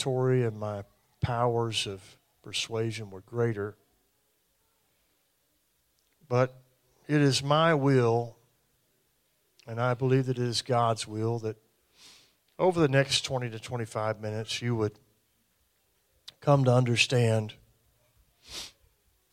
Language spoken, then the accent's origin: English; American South, United States; We're from the American South